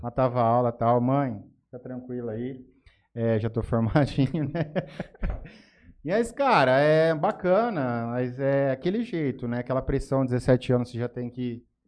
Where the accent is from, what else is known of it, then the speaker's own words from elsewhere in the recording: Jales, São Paulo, Brazil; also born or lived in Cuiabá, Mato Grosso, Brazil; Vim aqui para Jales muito cedo, com meus pais eram com cinco, eu tinha cinco anos